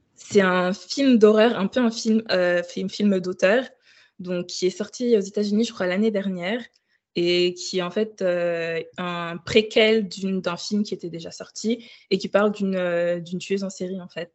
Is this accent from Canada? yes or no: no; Ouagadougou, Centre, Burkina Faso; moved away as an adult; also born or lived in Île-de-France, France; now in Lyon, France; j'ai grandi au Burkina Faso, donc à Ouagadougou, jusqu'à mon bac. Et j'ai déménagé en France donc, en 2015.